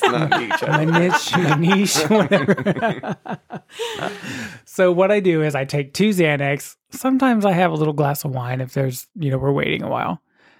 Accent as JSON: {"language": "English", "region": "Oklahoma", "country": "United States", "said": "I'm from Oklahoma."}